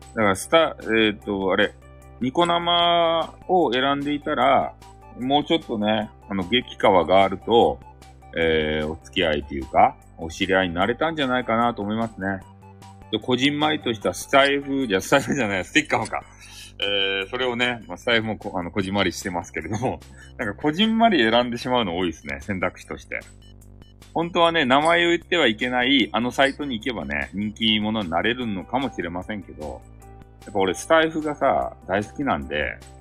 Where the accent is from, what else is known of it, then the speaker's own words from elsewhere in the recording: Hakata, Fukuoka, Japan; accent: Hakata dialect; 激高い博多弁が抜けん